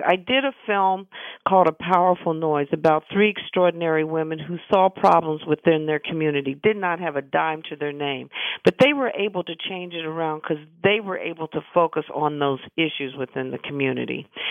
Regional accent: Midwest, United States; I'm from the Midwest

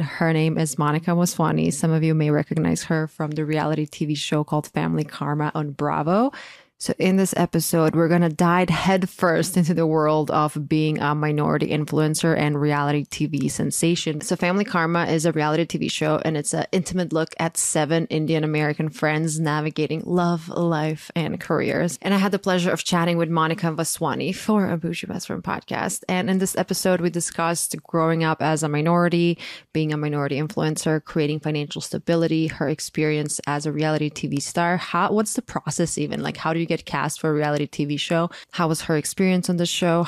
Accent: Croatia; moved away as an adult; now in United States; I'm born and raised in Croatia, I moved to the US when I was 22

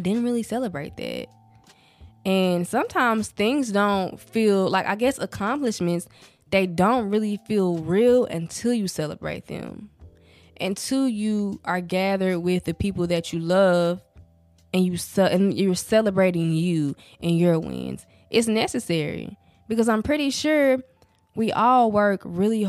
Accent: the South, United States; accent: southern, country; I really can hear the southern, the countryness of my accent

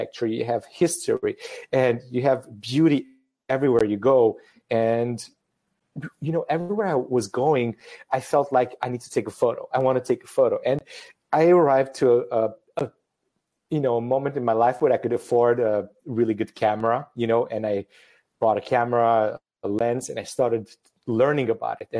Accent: Transylvania, Romania; moved away as an adult; also born or lived in Lille, France; now in Paris, France; I'm originally from Romania, from a region called Transylvania

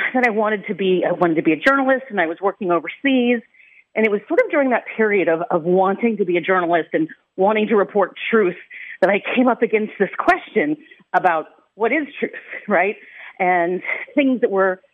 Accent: Los Angeles, California, United States; moved away; also born or lived in Ireland; the part of the San Fernando Valley where I grew up is all Native American burial ground. And it was specifically Chumash and Gabrieleno Indians who were in that territory. And the region where I grew up in Granada Hills

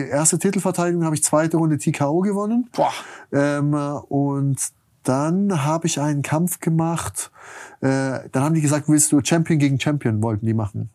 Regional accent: Germany; als Deutscher

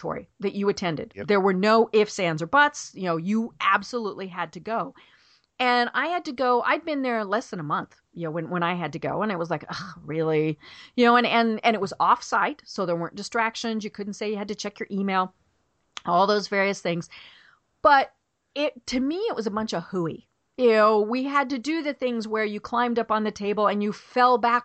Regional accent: Denver, Colorado, United States; now in Atlanta, United States; I'm from Denver.

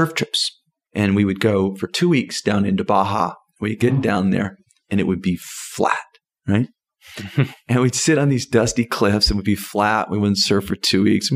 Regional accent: Southern California, United States; I'm from Southern California

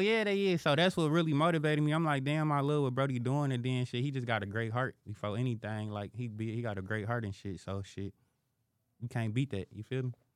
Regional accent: Detroit, Michigan, United States; born and raised in Detroit

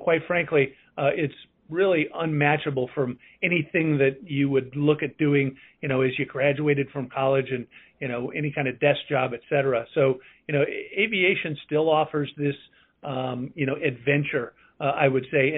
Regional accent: Las Vegas, Nevada, United States; moved away; I grew up in Las Vegas, Nevada

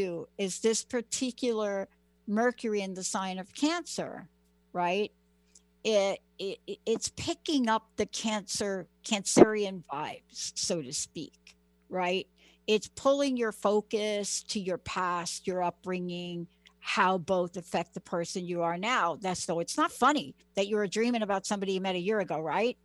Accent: New York, United States; I grew up in New York, right? And I grew up in the projects in New York.

